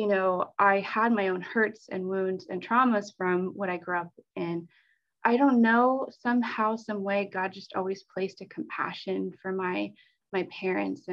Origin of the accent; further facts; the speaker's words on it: New Holland, Pennsylvania, United States; I went to Petra Church growing up in New Holland